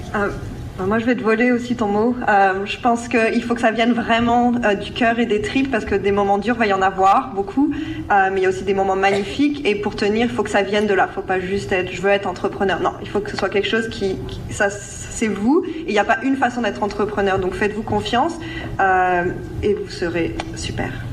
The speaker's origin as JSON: {"language": "French", "country": "France", "moved": "yes", "said": "en tant que Français, euh, de France"}